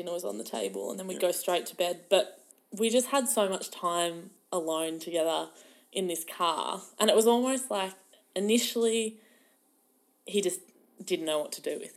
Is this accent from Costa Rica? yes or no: no; Melbourne, Victoria, Australia; I'm from Melbourne.